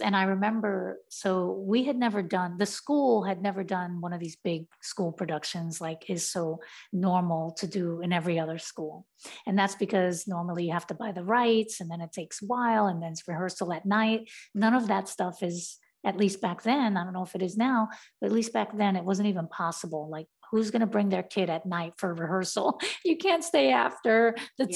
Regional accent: New York City, New York, United States; growing up in Brownsville, I just wanted to be like a part of my community

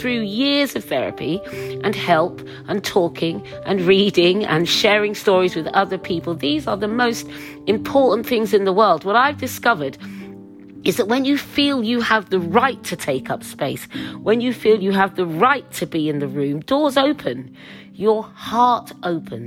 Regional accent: Suffolk, East of England, United Kingdom; As a young girl growing up in Suffolk, I was the only black girl at my school

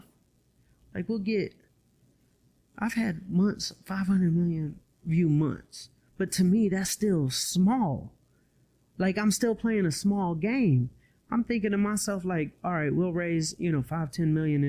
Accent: Atlanta, Georgia, United States; I'm from Atlanta

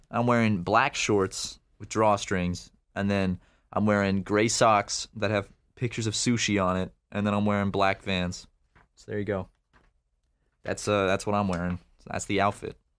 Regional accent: Charleston, South Carolina, United States; I am from Charleston

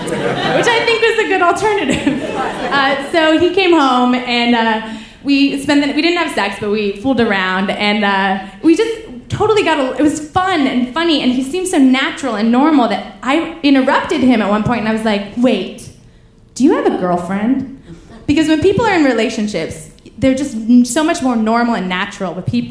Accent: Paris, Île-de-France, France; oh, the thing is I'm from Paris, so I cannot tell you where to go

